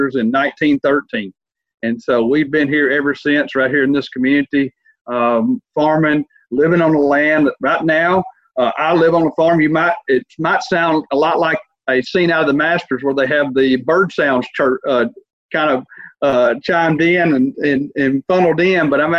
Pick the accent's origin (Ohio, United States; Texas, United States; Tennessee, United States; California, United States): Tennessee, United States; Rutherford; Born and raised in Rutherford, Tennessee, Gibson County, south of Union City and where Discovery Park is located